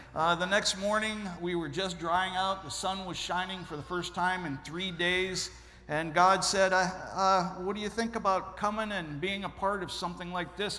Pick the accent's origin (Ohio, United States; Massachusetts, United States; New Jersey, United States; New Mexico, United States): Ohio, United States; I'm originally from Ohio.